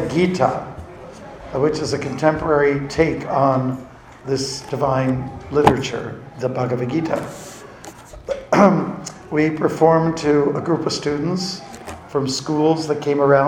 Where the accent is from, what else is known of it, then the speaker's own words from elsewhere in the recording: Canada; I'm from Canada